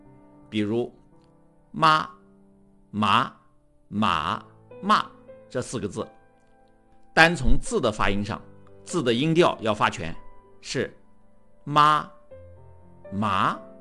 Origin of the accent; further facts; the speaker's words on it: Anhui, China; 我从小在安徽的一个县城长大，说的是当地方言。等到上了大学，发现很多同学都在讲普通话